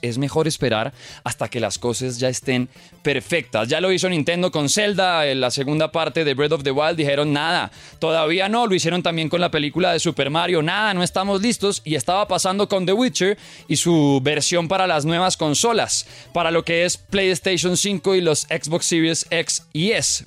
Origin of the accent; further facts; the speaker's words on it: Colombia; nuestro país